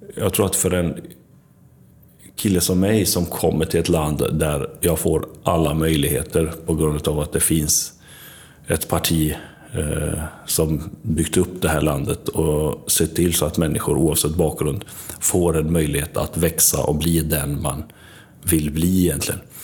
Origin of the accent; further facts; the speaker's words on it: Varberg, Halland County, Sweden; also born or lived in Mitrovica, Kosovo / Tvåker; vuxit upp i Varberg och en liten by utanför som heter Tvåker